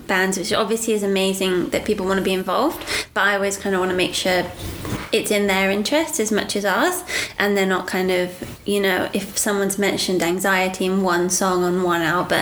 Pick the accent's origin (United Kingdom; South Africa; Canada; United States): United Kingdom; now in Australia; we're British as well